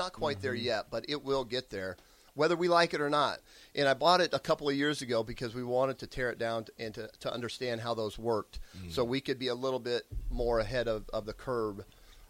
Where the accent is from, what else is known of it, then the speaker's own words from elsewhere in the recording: Rosalie, Nebraska, United States; moved away; also born or lived in Lincoln, Nebraska; I grew up in Village Rosalie in northeast Nebraska in the Omaha Indian Reservation, a village of 90 people.